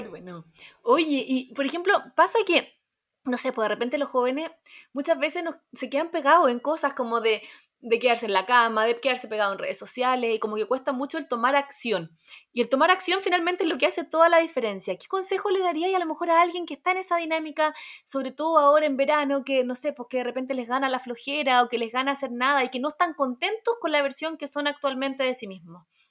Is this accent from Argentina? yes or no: no; Rengo, O'Higgins, Chile; soy de Rengo, así que ahí la sexta región presente.